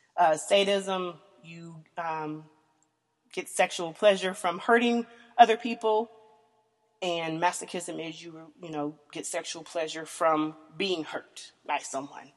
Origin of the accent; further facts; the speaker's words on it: the South, United States; I am born and raised in the South, um, country girl